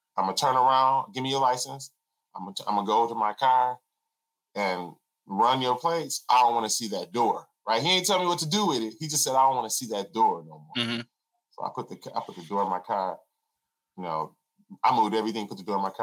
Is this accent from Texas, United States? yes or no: no; Flint, Michigan, United States; I was born in Flint, Michigan